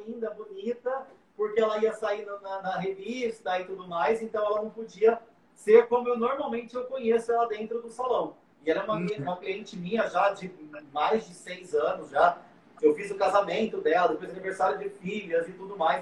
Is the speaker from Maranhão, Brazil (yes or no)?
no; São José do Rio Preto, São Paulo, Brazil; eu sou de São José do Rio Preto, ah, interior de São Paulo